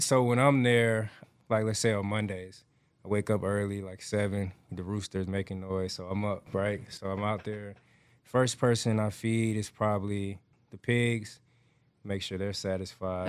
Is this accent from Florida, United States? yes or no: no; Atlanta, Georgia, United States; now in Houston, United States; I grew up raised in Atlanta, Georgia